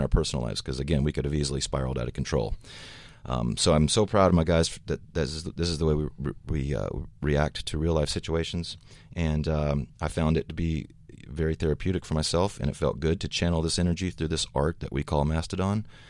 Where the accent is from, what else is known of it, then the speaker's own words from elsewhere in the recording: the South, United States; Brent, our, our guitar player, myself, we come from the South